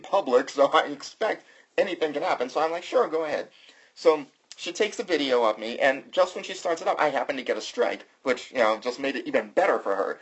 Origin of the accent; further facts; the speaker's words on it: the South, United States; I'm from the South